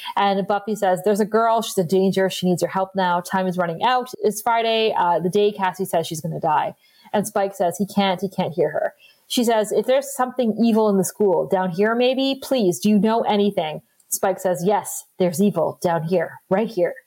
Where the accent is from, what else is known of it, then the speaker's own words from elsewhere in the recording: Northern Ontario, Canada; we are from Canada and these are the true stories coming from our part of the country, which is Northern Ontario